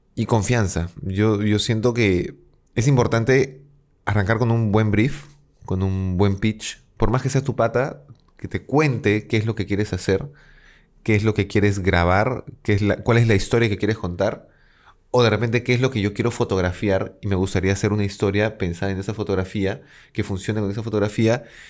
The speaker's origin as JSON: {"language": "Spanish", "country": "Peru", "said": "A ser profeta en mi tierra"}